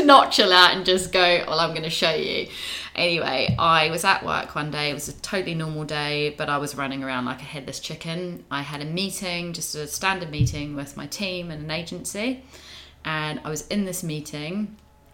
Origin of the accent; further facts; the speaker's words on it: New Zealand; now in United Kingdom; I'm a Kiwi.